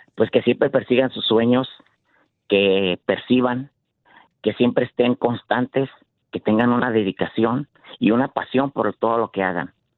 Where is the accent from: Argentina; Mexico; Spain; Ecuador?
Mexico; Michoacán; now in San Jose, United States